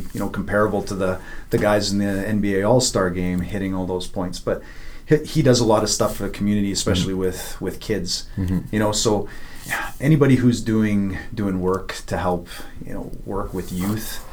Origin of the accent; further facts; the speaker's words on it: Spruce Grove, Alberta, Canada; also born or lived in Edmonton, Alberta; I'm a Spruce Grove guy, so I went to the same high school